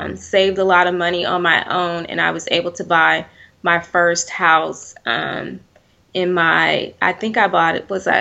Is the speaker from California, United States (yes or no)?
yes; Oakland, California, United States; I grew up in Oakland, California, to be exact